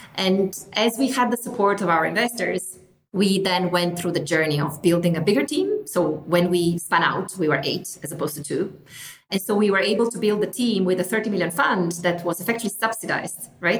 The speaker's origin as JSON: {"language": "English", "region": "northern Italy", "country": "Italy", "also_born_or_lived": "United Kingdom", "moved": "as an adult", "said": "I'm from Italy originally, from the north of Italy. I came to the UK to study"}